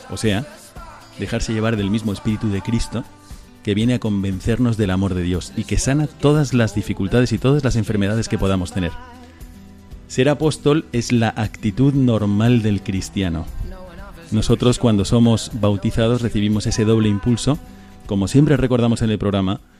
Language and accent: Spanish; Córdoba, Andalusia, Spain; yo soy de aquí, de Córdoba.